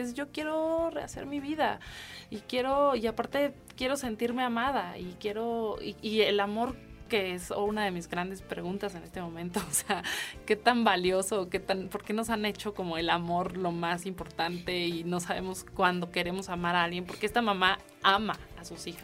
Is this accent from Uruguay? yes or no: no; Mexico; soy mexicana